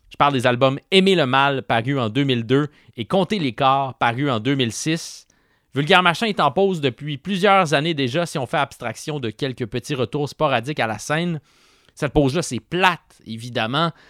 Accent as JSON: {"language": "French", "town": "Asbestos", "region": "Quebec", "country": "Canada", "tie": "born or raised there", "said": "je te répondais que j'ai grandi à Asbestos."}